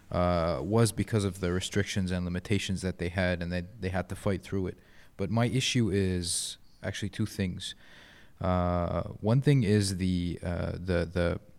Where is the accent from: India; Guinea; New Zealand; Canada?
Canada; or maybe because they can because I'm Canadian.